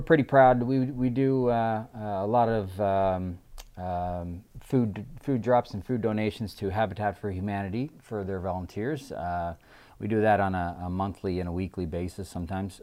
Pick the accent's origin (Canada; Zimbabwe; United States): Canada; Newfoundland and Labrador; accent: Newfoundland; now in Saskatchewan, Canada; If you're in Newfoundland, you're in my hometown